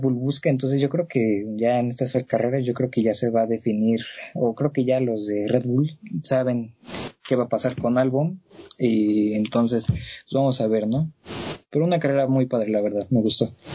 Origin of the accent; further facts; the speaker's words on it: Mexico; como mexicano